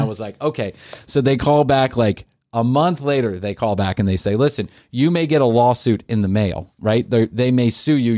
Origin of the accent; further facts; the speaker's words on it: Atlanta, Georgia, United States; I grew up in Atlanta